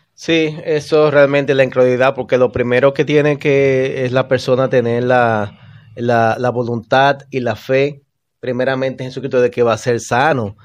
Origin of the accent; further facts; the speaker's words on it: Bonao, Monseñor Nouel, Dominican Republic; moved away; En mi pueblo natal, Bonao